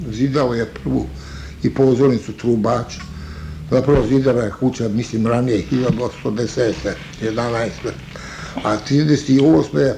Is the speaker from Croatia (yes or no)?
no; Bosnia & Herzegovina; now in Pančevo, Serbia; Mi smo sa Majevice došli ovdje u Panču.